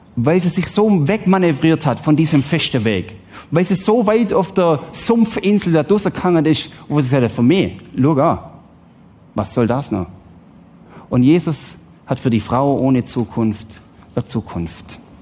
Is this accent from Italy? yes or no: no; Switzerland; Ich bin Schweizer, ich lebe im Wohlstand